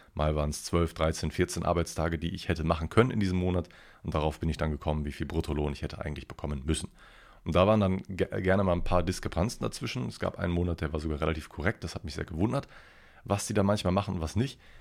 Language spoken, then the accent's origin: German; Ruhr area, North Rhine-Westphalia, Germany; also born or lived in Cologne; werde ich gar nicht als Kölner mehr erleben, sondern wieder als, als originaler Ruhrpotter